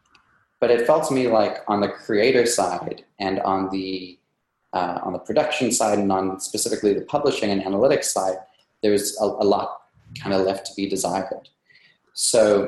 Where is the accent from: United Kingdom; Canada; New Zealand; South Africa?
South Africa; moved away as an adult; also born or lived in New York, United States; now in United States; I came from South Africa. That's where I grew up. And I actually came to the USA in 2010 to do grad school in philosophy